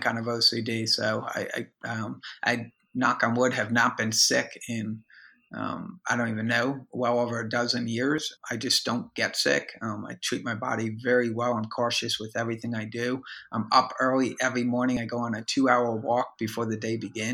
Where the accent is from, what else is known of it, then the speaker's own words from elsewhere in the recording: United States; now in Tampa, United States; I'm in Tampa, Florida, and there's, you know, I'm from Jersey, New York, if you can't tell from the accent, but, you know, moved down here